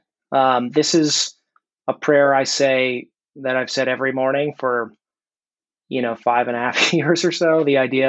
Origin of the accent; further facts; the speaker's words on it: Reston, Virginia, United States; I'm from Reston, Virginia.